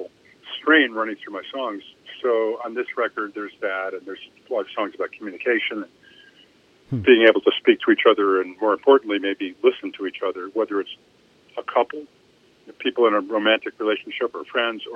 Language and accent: English; Elmira, New York, United States; also born or lived in Woodstock, New York; I grew up in Elmira, which is a little town, they called it a city, but honestly, it was more of a town